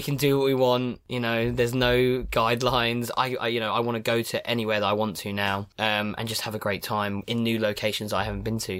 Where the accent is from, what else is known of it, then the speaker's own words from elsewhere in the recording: Cambridge, East of England, United Kingdom; now in London, United Kingdom; I'm originally from Cambridge